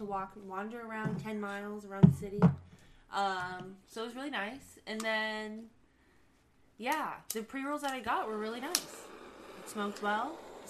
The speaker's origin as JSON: {"language": "English", "region": "Washington", "country": "United States", "said": "I'm from Washington."}